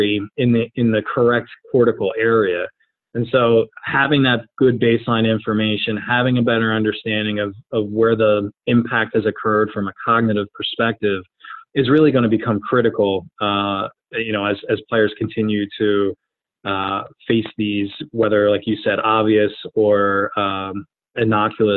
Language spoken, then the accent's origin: English; New Jersey, United States; I grew up in New Jersey